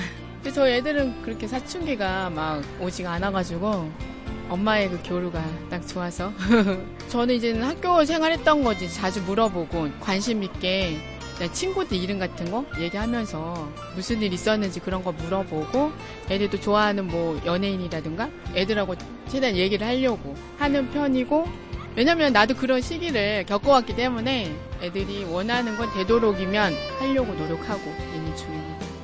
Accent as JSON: {"language": "Korean", "region": "Chungcheong", "country": "South Korea", "said": "충청도에서 온"}